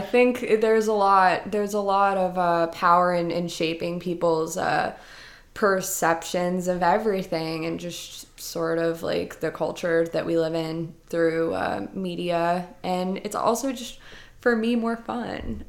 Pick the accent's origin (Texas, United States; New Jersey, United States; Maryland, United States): New Jersey, United States; moved away as an adult; also born or lived in Rhode Island; I grew up in New Jersey